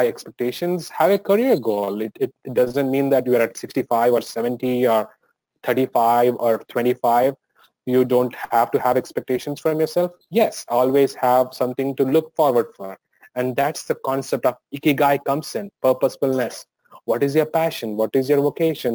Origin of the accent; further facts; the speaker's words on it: India; moved away as an adult; now in United States; living in India and growing up in India, that makes a lot of difference